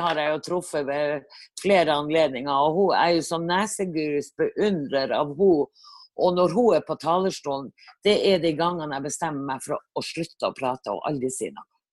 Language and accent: Norwegian; Tromsø, Troms, Norway; moved away as an adult; now in Mefjordvær, Norway; Jeg er født og oppvokst i Tromsø og har bodd der strengt tatt nesten hele